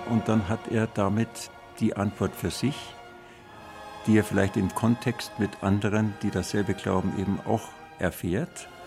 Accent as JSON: {"language": "German", "region": "Bavaria", "country": "Germany", "said": "Ich bin Bayer, ich bin gern Bayer und ich bekenne mich dazu."}